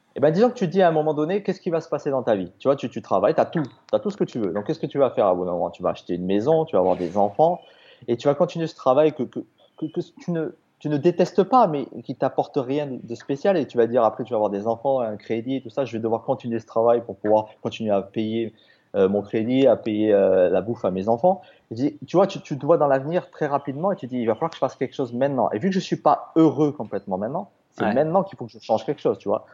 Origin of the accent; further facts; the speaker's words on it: Toulouse, Occitania, France; moved away as an adult; also born or lived in Australia; je suis français, hein, je suis toulousain.